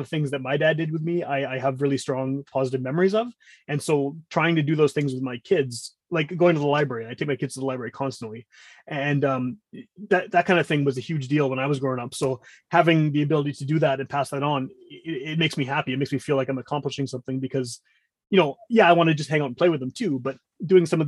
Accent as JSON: {"language": "English", "town": "Winnipeg", "region": "Manitoba", "country": "Canada", "tie": "born or raised there", "said": "I grew up in Wolseley, which is kind of the hippie area of Winnipeg."}